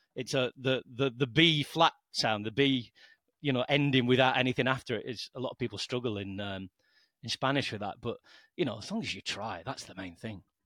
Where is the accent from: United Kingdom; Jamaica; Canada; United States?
United Kingdom; the north of England; moved away as an adult; also born or lived in Lancashire / France; now in Balearic Islands, Spain; my English is pretty weak since I'm from Northern England